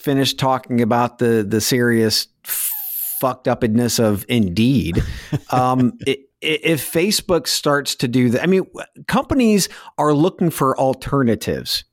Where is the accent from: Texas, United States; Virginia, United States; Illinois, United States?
Texas, United States; now in Indiana, United States; being a Texan